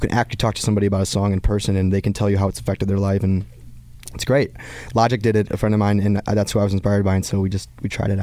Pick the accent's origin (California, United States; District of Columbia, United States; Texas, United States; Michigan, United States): Michigan, United States; just outside Detroit; moved away as an adult; this was who I was growing up in Michigan, just outside Detroit.